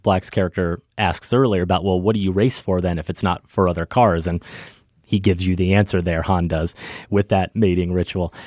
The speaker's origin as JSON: {"language": "English", "country": "United States", "said": "I'm American"}